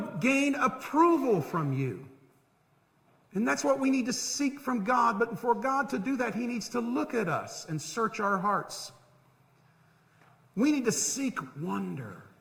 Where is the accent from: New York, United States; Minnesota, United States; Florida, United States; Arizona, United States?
Florida, United States; Central; growing up in Central Florida